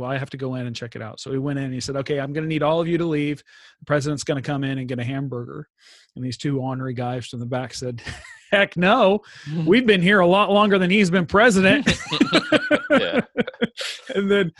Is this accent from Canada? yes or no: no; Houston, Texas, United States; moved away as an adult; now in Sweden; I'm from Houston, Texas. I love being from Houston, Texas.